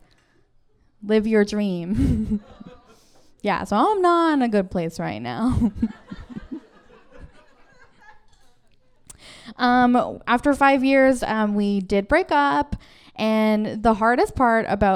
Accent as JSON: {"language": "English", "town": "Kikino", "region": "Alberta", "country": "Canada", "tie": "born or raised there", "moved": "yes", "lives_now": "Vancouver, Canada", "said": "I grew up in the Kikino Métis settlement in Alberta, which is a very small community of 1,000 people."}